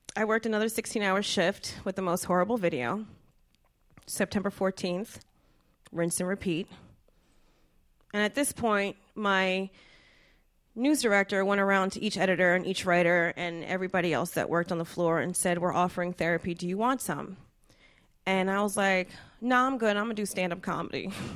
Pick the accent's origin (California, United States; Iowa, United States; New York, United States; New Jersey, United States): New Jersey, United States; I'm from Jersey